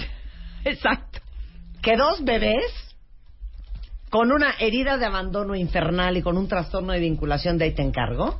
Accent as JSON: {"language": "Spanish", "region": "Managua", "country": "Nicaragua", "tie": "born or raised there", "said": "nací en el Hospital Bautista en Managua, Nicaragua"}